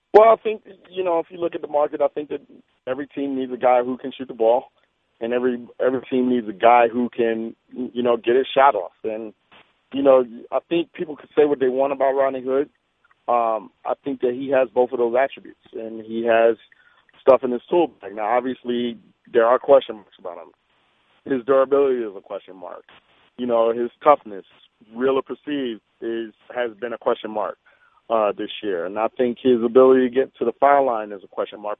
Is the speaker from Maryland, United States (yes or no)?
no; New York, United States; now in Salt Lake City, United States; I'm from New York